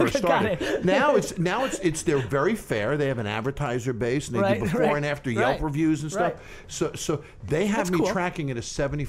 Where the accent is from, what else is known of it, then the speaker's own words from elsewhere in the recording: Great Neck, New York, United States; Great Neck, Long Island, not far from here.